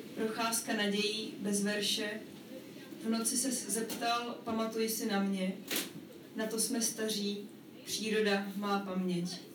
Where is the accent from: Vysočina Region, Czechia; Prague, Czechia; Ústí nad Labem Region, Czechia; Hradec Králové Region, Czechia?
Prague, Czechia; pocházím z Prahy a jsem v podstatě jakoby tímhle samozřejmě ovlivněná